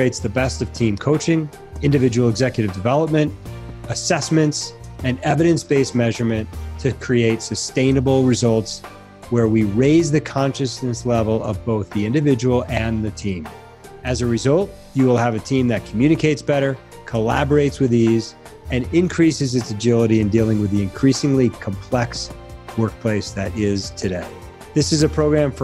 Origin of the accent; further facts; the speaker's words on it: Connecticut, United States; moved away; I grew up in Connecticut and had family in the Lower East Side